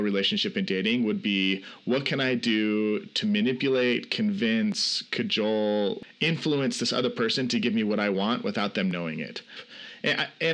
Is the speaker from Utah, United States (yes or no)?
yes; Salt Lake City, Utah, United States; I'm from Salt Lake City, Utah